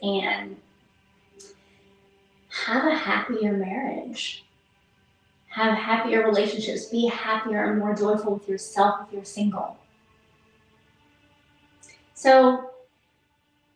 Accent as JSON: {"language": "English", "town": "Toledo", "region": "Ohio", "country": "United States", "tie": "born or raised there", "also_born_or_lived": "Philadelphia, Pennsylvania", "said": "Mom moved us to Ohio, Toledo, Ohio to be exact."}